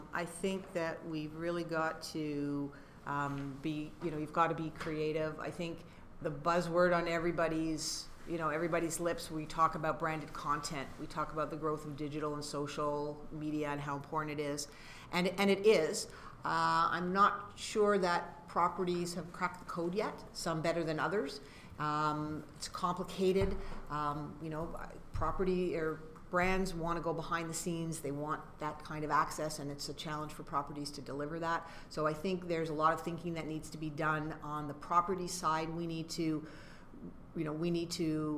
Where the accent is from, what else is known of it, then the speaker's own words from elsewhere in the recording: Canada; we're Canadian